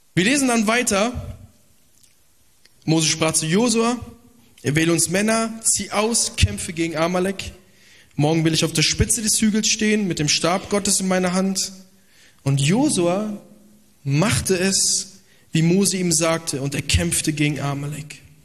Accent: Italy; Ich bin auch äh, Italiener

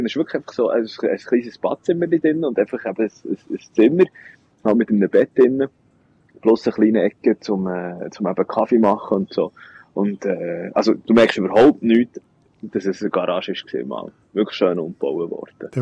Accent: Bern, Switzerland; als äh, Berner Giel

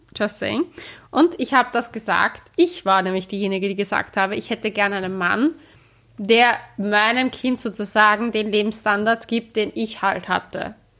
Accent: Austria; Wir sind ja auch Österreicher

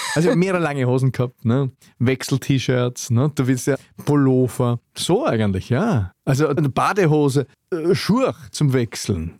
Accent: Wald am Arlberg, Vorarlberg, Austria; ich bin aus Wald am Arlberg

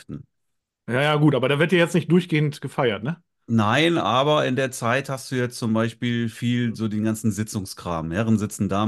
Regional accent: Northern Germany, Germany; Aschermittwoch heißt bei uns im Norden Mittwoch.

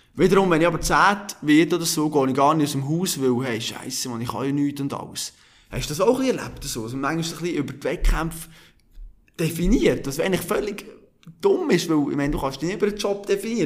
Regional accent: Bern, Switzerland; Ich als Berner

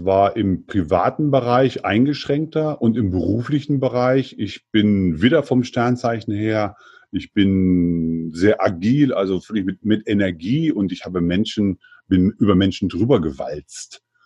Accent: Germany; Ich bin also aufgewachsen im Eichsfeld. Das ist ein kleines diebisches Bergvolk am Südrande des Harzes, Zonenrandgebiet der, äh, der ehemaligen DDR-Grenze

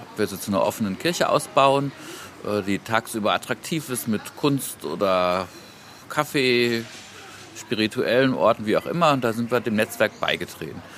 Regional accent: Cologne, North Rhine-Westphalia, Germany; Ich bin in Köln geboren und ein bisschen so auch am Rhein aufgewachsen

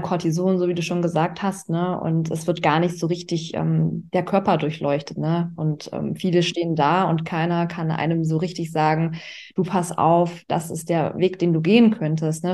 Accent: Augsburg, Bavaria, Germany; now in Düsseldorf, Germany; komme gebürtig aus Augsburg, das ist in Bayern und lebe aktuell in Düsseldorf

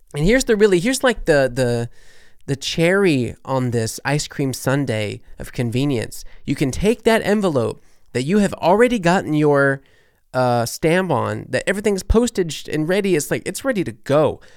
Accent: New Orleans, Louisiana, United States; moved away as an adult; also born or lived in Berlin, Germany; now in Germany; I'm from New Orleans

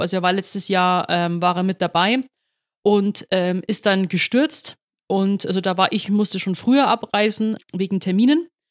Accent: Rosenheim, Bavaria, Germany; now in Munich, Germany; in Rosenheim geboren, aufgewachsen, dann 2018 nach, Be nach München gezogen

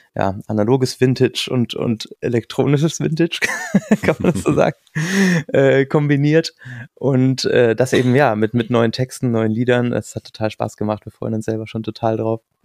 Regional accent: rural area near Munich, Bavaria, Germany; now in Mannheim, Germany; war unser Elternhaus dann auch äh, nicht in München drin, sondern so 30 Kilometer weg auf dem Land und äh, in so einem ganz kleinen Dorf

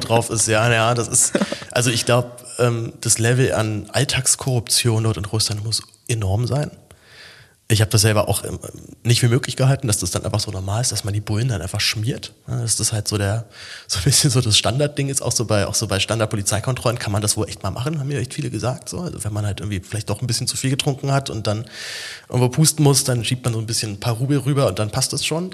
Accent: Berlin, Germany; Ich, als Berliner haut mich sowas ja nicht so komplett um

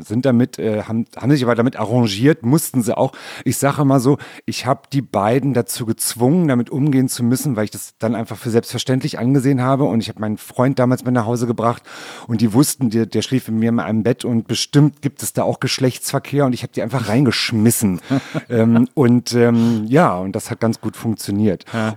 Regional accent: Berlin, Germany; also born or lived in Rudow, Berlin; in Neukölln geboren, im schönen Britz

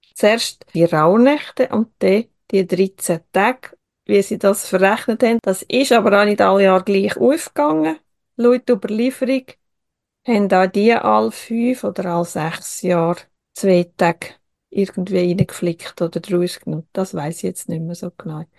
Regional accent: Switzerland; bei uns in der Schweiz

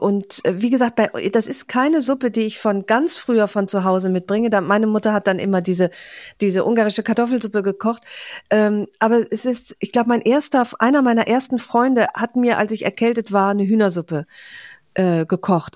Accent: Aachen, North Rhine-Westphalia, Germany; moved away; meiner Heimat

